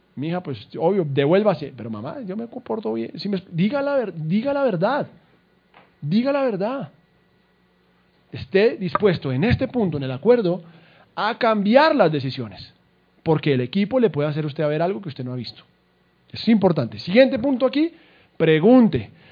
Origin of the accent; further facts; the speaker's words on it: Colombia; Somos colombianos y berracos